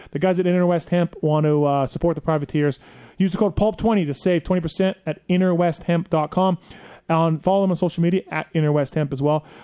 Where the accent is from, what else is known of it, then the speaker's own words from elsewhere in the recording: Canada; proud to say that insulin for diabetes was invented right there in my home country of Canada.